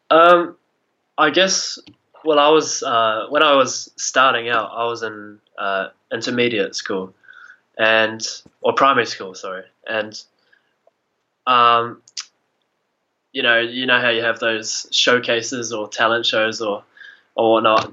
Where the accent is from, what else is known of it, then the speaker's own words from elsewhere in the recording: Oamaru, Otago, New Zealand; I'm from Oamaru, um, okay. s- small town, kind of uh, 14,000 people, uh, just down in the South Island of New Zealand.